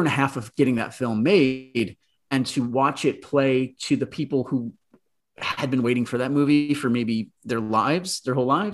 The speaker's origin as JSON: {"language": "English", "region": "New Jersey suburbs", "country": "United States", "tie": "born or raised there", "said": "I grew up in the New Jersey suburbs"}